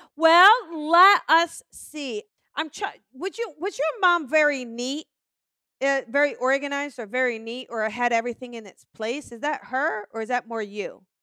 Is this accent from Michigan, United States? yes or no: no; New Jersey, United States; I'm from New Jersey